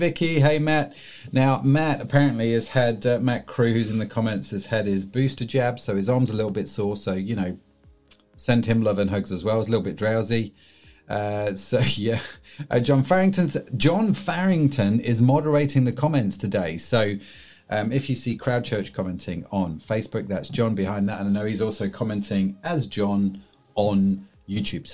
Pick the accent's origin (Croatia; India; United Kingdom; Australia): United Kingdom; England; being English